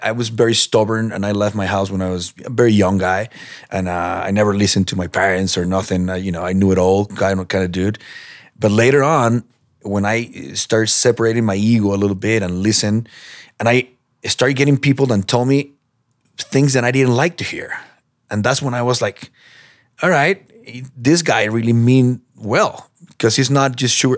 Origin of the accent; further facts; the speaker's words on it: Peru; now in United States; I'm from Peru